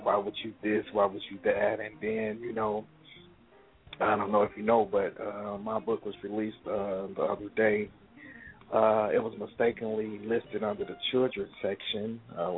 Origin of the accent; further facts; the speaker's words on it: Chicago, Illinois, United States; from Chicago, born and raised. Pretty much grew up here